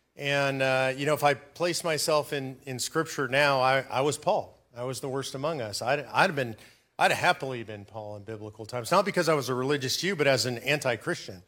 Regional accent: Los Angeles, California, United States; I was raised in Los Angeles, California

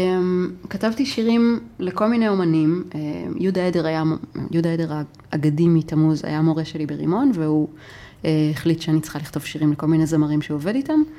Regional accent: Nof HaGalil, Northern District, Israel; גדלתי בנצרת עילית

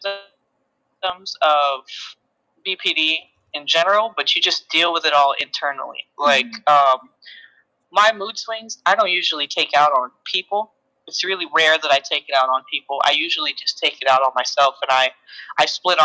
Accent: Seattle, Washington, United States; I'm from Seattle, Washington

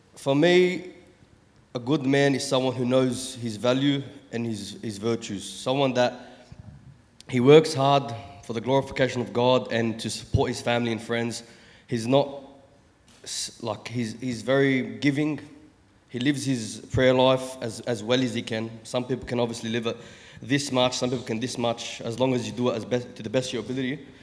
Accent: Sydney, New South Wales, Australia; I'm 27, from Sydney, Chester Hill

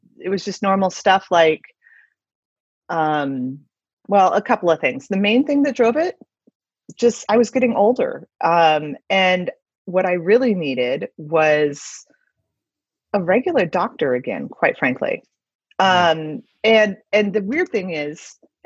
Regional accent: Midwest, United States; also born or lived in West Coast / East Coast / New York; now in Denver, United States; I grew up in the Midwest

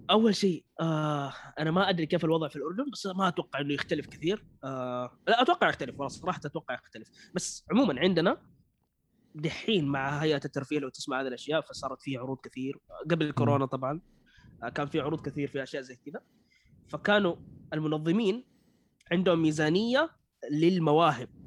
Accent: Saudi Arabia; شوف في السعوديه عندنا كثير ما شاء الله مواليد

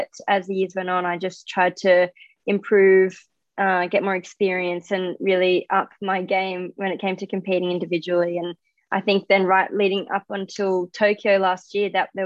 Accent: Australia; I'm an Australian diver

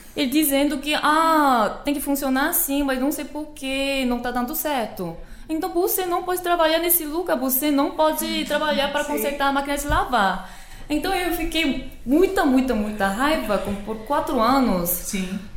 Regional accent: South Korea; Portuguese is a second language; moved away as an adult; now in Fortaleza, Brazil; sou da Coreia do Sul e estou ensinando coreano aqui em Fortaleza

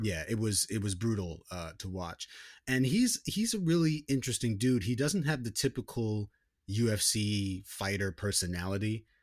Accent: United States; growing up in America, like, I never really had any identification with, like, being an American person.

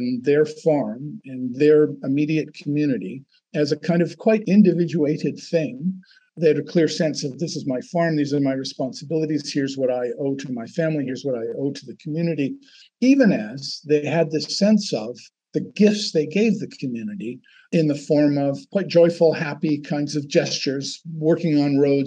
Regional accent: Canada; I'm Canadian

